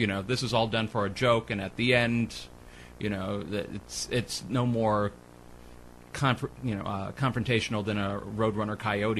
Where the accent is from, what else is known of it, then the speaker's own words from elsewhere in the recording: Los Angeles, California, United States; As a kid growing up in Hollywood